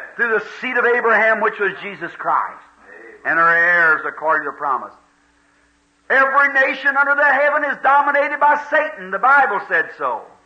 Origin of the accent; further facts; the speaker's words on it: United States; I'm an American